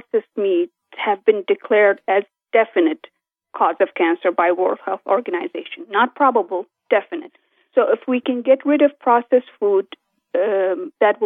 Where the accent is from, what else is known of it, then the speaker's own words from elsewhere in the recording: Kurdistan Region, Iraq; moved away; I'm originally from Kurdistan of Iraq